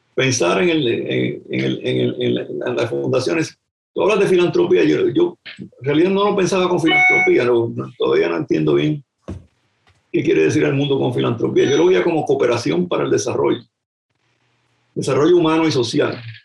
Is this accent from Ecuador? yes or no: no; Puerto Rico; moved away as an adult; haber nacido allí